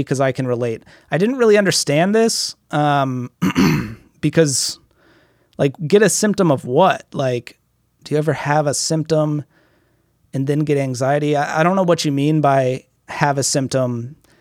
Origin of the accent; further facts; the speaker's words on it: United States; I'm from America